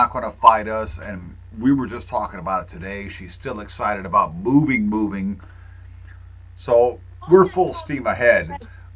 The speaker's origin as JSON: {"language": "English", "town": "Natural Bridge", "region": "New York", "country": "United States", "tie": "born or raised there", "said": "The little town I grew up in just on the Jefferson County, Lewis County line, Natural Bridge, only has about 700 to 1,200 people in it"}